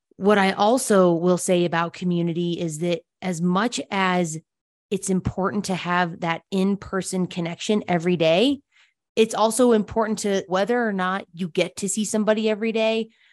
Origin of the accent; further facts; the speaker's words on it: Telluride, Colorado, United States; also born or lived in Denver, Colorado; now in Salida, United States; My dad had three girls growing up in Telluride, Colorado